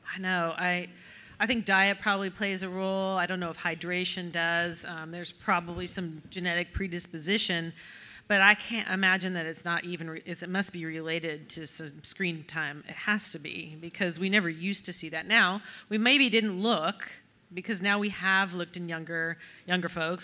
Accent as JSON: {"language": "English", "town": "Reno", "region": "Nevada", "country": "United States", "moved": "yes", "lives_now": "Birmingham, Alabama, United States", "said": "we're both from Reno, Nevada"}